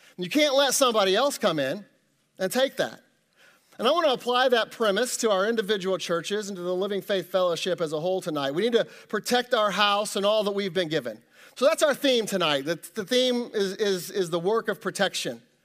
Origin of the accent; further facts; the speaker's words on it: Kansas City, Missouri, United States; moved away as an adult; now in Ohio, United States; I grew up in Kansas City, you know, lived there, you know, most of my life.